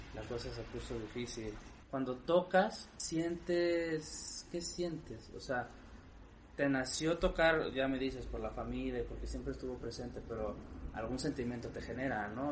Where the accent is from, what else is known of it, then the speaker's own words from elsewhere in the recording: Mexico; orgullo como mexicano